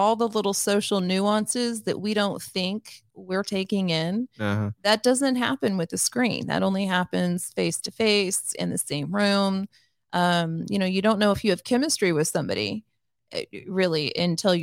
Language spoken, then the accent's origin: English; Kansas City, United States; I'm from Kansas City